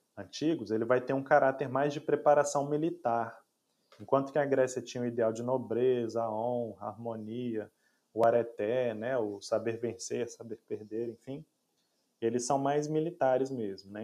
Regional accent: Brazil; nós somos brasileiros

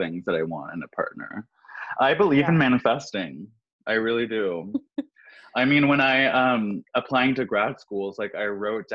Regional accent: California, United States; born or raised there; moved away

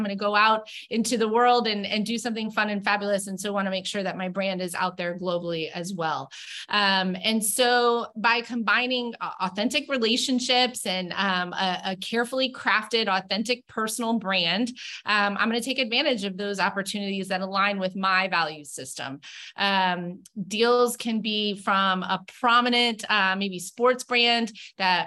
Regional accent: Tampa, Florida, United States; moved away; my hometown. I'm from Tampa.

